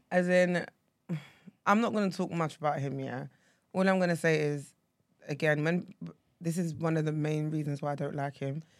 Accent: Essex, East of England, United Kingdom; if you ask me where I'm from and I say Essex

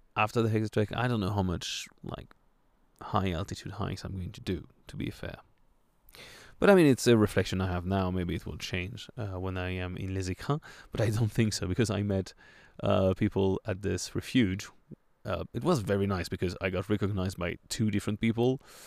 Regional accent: France; accent: French; my French accent

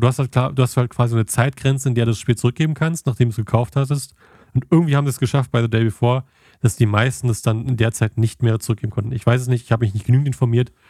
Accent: Germany; als Deutscher

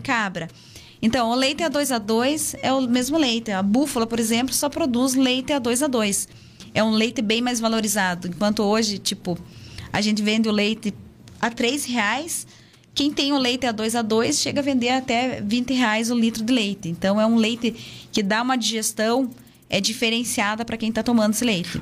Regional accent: Castro, Paraná, Brazil; Eu nasci aqui em Castro, mas tá. fui criada lá, né? Sempre morei lá, lá na Paina

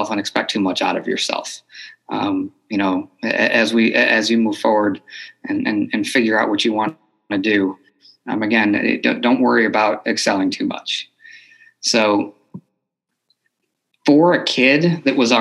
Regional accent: Buffalo, New York, United States; moved away; I grew up in Buffalo, New York. So that's originally I am from New York

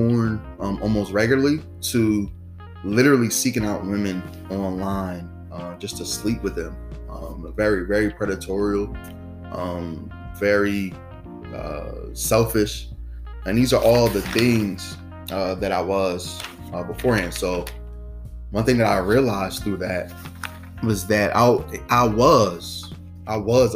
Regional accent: New Jersey, United States; I'm from New Jersey, and I serve in the teen ministry

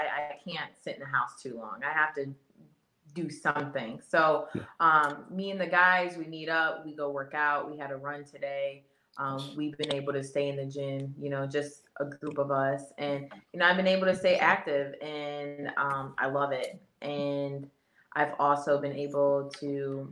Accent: Ohio, United States; I'm from Ohio

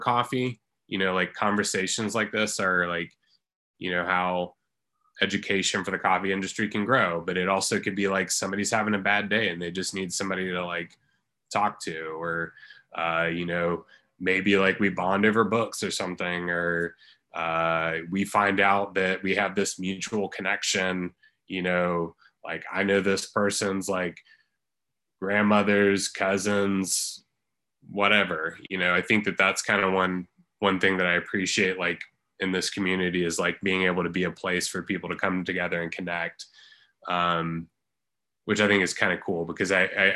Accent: Christiansburg, Virginia, United States; also born or lived in Harrisonburg, Virginia; I was born in Christiansburg. And I pretty much have lived here my entire life.

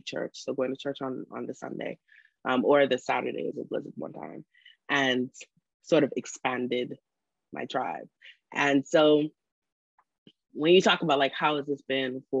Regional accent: Bahamas; moved away as an adult; also born or lived in Freeport, Grand Bahama / Nassau, New Providence; now in Beijing, China; I was born in Freeport, Grand Bahama. At the age of 10, both of my parents got transferred to work in Nassau, New Providence

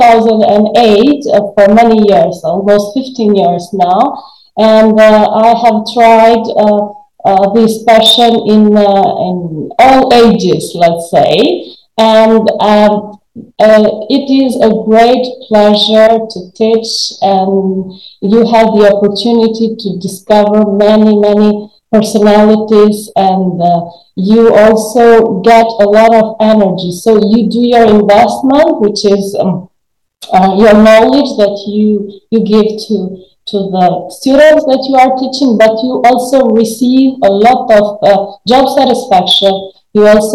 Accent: Albania; born or raised there; English is a second language

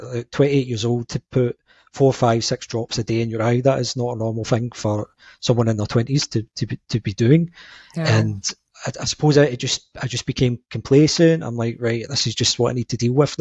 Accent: Glasgow, Scotland, United Kingdom; I'm from Glasgow in Scotland.

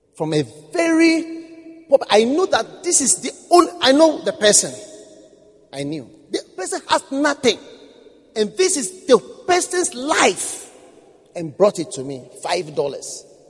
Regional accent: Ghana; I was from Ghana

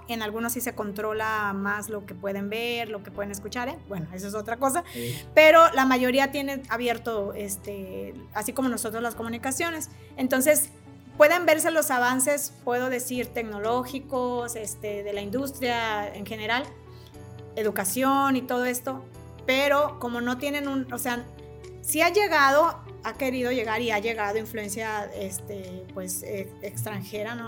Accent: Mexico; soy mexicana

